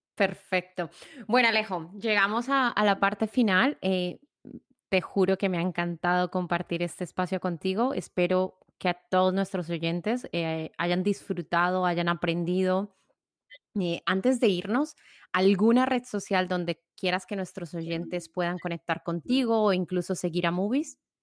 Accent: Colombia; mi tierra natal, Colombia

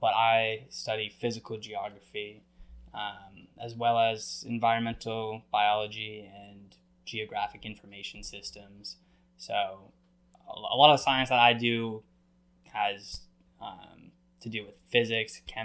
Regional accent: New England, United States; I grew up in New England

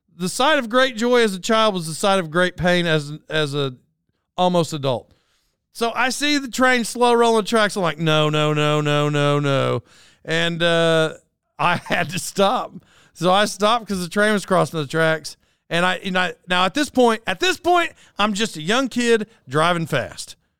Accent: Locust Grove, Oklahoma, United States; moved away; I grew up in Locust Grove

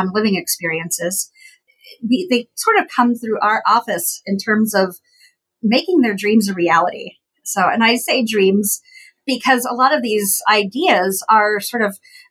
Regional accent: Appalachian Ohio, United States; I grew up in Appalachian, Ohio. So if anybody is familiar with that area, down in southeastern Ohio where I grew up

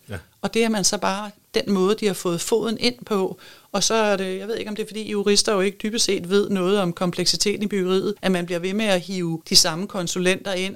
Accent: Denmark; vi er ekstremt rige i det her land

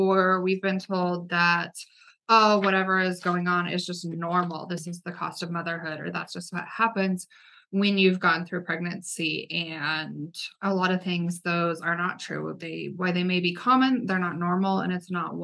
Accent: Gypsum, Colorado, United States; also born or lived in Florida; I spent most of my life growing up in Colorado, grew up in the mountains in Gypsum, Colorado

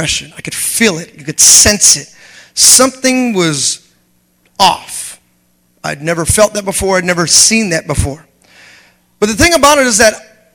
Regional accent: United States; me coming in as an American

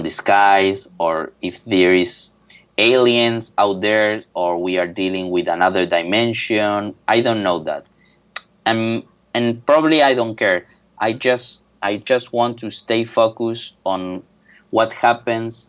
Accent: Buenos Aires, Argentina; moved away as an adult; now in Seville, Spain; I'm from Buenos Aires, Argentina

